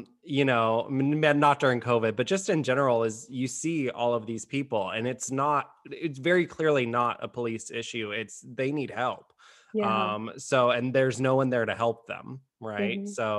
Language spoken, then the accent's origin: English; Austin, Texas, United States; now in Dallas, United States; I'm formerly from Austin, so I've kind of seen the big changes happen right around that time.